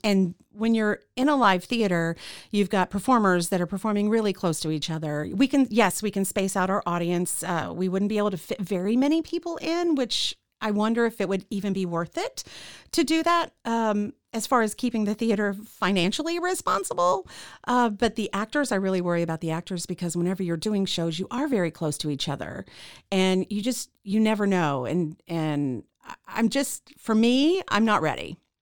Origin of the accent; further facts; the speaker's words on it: Central Texas, United States; also born or lived in Kansas City, Missouri / Killeen / Harker Heights / Temple; We moved to Central Texas. Uh, we, I, uh, ended up living in Killeen Harker Heights, uh, until I was about twelve. We moved to Temple